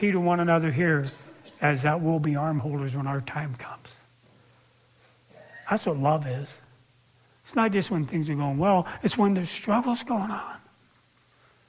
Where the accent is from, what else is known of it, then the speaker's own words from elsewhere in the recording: Seattle, Washington, United States; also born or lived in La Conner; we were from the city. I grew up in Seattle